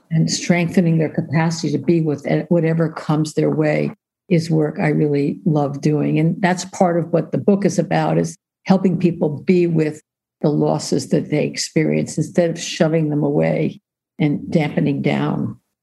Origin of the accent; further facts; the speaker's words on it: New York, United States; I grew up in New York